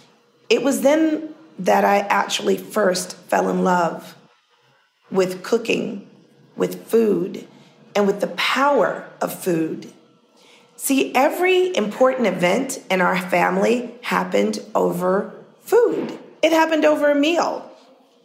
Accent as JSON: {"language": "English", "town": "New York City", "region": "New York", "country": "United States", "tie": "born or raised there", "said": "I was born in Harlem Hospital. We lived on 144th Street in Harlem"}